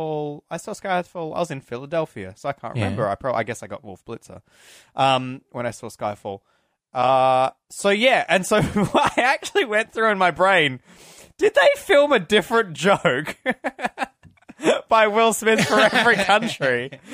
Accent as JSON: {"language": "English", "country": "Australia", "said": "Because we're Australian."}